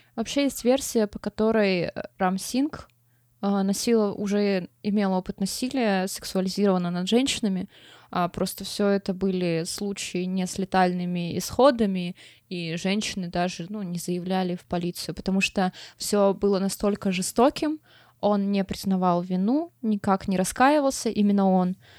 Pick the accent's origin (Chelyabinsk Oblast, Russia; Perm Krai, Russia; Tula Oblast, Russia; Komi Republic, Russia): Komi Republic, Russia; Pechora; Я, короче, из Печоры, и это позволяет мне унижать другие города, потому что хуже моего города найти, ну, сложно